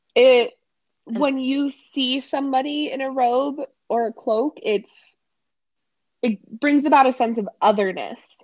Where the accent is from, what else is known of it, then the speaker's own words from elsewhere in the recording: Colorado, United States; we're from Colorado.